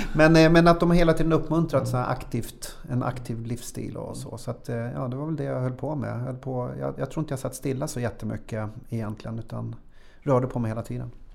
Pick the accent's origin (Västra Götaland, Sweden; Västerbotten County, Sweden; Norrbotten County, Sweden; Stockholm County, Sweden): Stockholm County, Sweden; Tyresö; also born or lived in Östbergahöjden; jag föddes i Tyresö mm. så flyttade till Östbergahöjden under ja. några år. Sen flyttade vi tillbaka när jag gick i trean